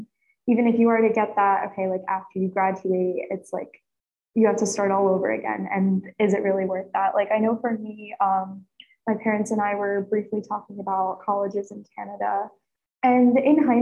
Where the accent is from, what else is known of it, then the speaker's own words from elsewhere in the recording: Pennsylvania, United States; I'm from Pennsylvania, so a lot of our, I guess, like activities are more so associated like with the cold